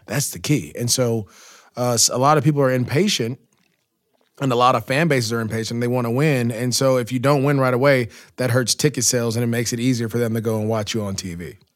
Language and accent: English; Antioch, California, United States; moved away as an adult; also born or lived in Jacksonville / Los Angeles; growing up in the Bay Area, playing youth football in Antioch, to go on to De La Salle